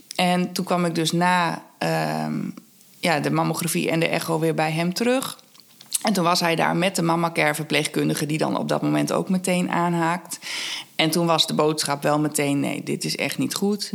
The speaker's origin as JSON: {"language": "Dutch", "area": "Twente", "region": "Overijssel", "country": "Netherlands", "moved": "yes", "said": "Ik kom uit Twente"}